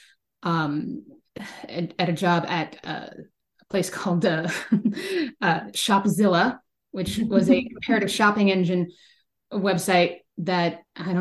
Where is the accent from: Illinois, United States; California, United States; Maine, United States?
California, United States; Bay Area; growing up in the Bay Area